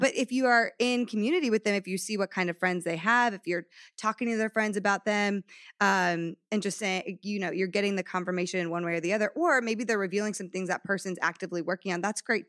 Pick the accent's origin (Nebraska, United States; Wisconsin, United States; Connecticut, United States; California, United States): Connecticut, United States; also born or lived in Texas / New York; now in Los Angeles, United States; No, I grew up, oh my gosh, I grew up in Connecticut, lived in Texas for the last 10 years. Well, my family's been in Texas for 10 years. Then I was in New York, now I'm in LA.